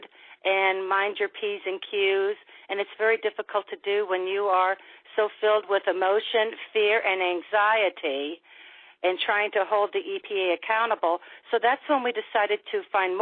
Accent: St. Louis, Missouri, United States; I'm from the St. Louis region. I was born and raised here.

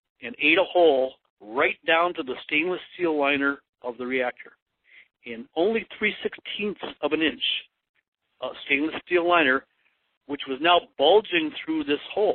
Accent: Monroe, Michigan, United States; I am from Monroe, Michigan, and we have a reactor here

